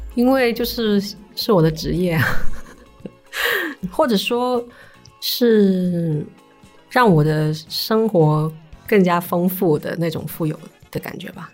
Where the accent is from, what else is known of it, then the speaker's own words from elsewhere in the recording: Shanwei, Guangdong, China; 我是出生在上海那边嘛。嗯，嗯。然后我们那边就是佛教的那个氛围很好